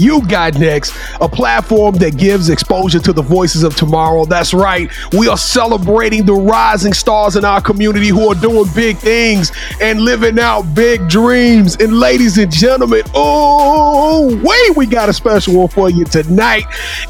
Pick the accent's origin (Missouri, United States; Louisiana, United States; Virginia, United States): Louisiana, United States; I'm from Louisiana